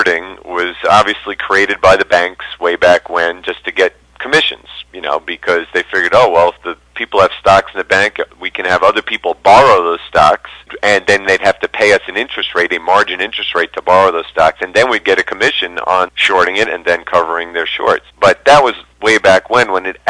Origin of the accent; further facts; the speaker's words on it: New York, United States; now in Denver, United States; I'm from New York. I live in Denver now